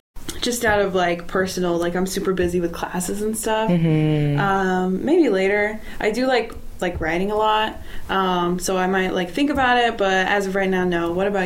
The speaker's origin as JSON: {"language": "English", "town": "Los Angeles", "region": "California", "country": "United States", "moved": "as an adult", "lives_now": "Merced, United States", "said": "I'm from Los Angeles."}